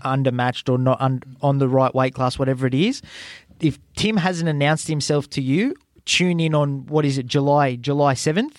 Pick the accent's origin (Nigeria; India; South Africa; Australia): Australia; as an Australian